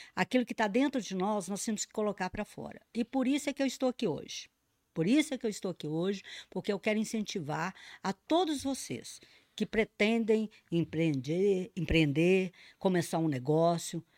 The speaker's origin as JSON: {"language": "Portuguese", "country": "Brazil", "said": "Nós somos brasileiros e brasileiras."}